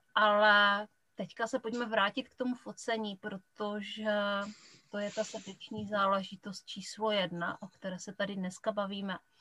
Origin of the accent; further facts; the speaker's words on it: Kuchelná, Moravian-Silesian Region, Czechia; accent: short vowels (local Silesian/Moravian speech); já pocházím z Kuchelné, což je vesnice úplně u polských hranic